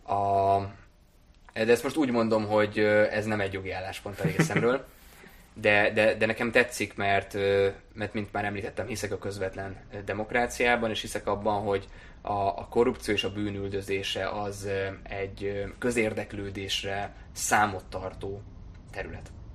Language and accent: Hungarian; Hungary; first language German; also born or lived in Germany; én elsősorban magyar vagyok, másodszorban európai polgár vagyok